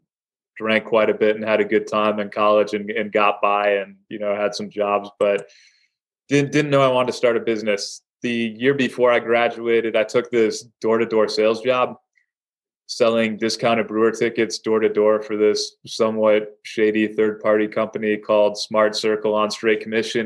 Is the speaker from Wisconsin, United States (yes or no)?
yes; Madison, Wisconsin, United States; now in Milwaukee, United States; I grew up in Madison, so I haven't made it too far. I've made it about 90 miles away.